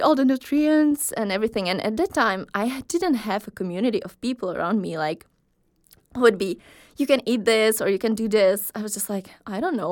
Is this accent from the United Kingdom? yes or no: no; Czechia; moved away as an adult; now in Aarhus, Denmark; I'm from Czech Republic. I have been living here in Aarhus for a while